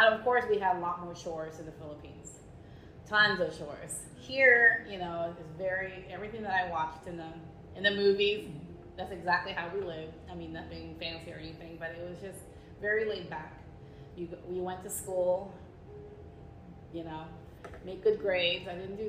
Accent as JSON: {"language": "English", "town": "Virginia Beach", "region": "Virginia", "country": "United States", "tie": "born or raised there", "said": "I grew up in Virginia Beach. Lots of Filipinos there, especially now."}